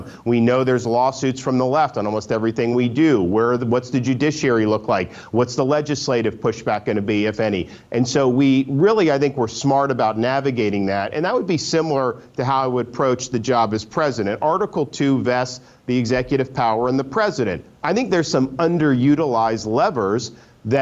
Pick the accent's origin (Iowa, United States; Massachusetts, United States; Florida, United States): Florida, United States; I grew up in Florida and I've always loved the state.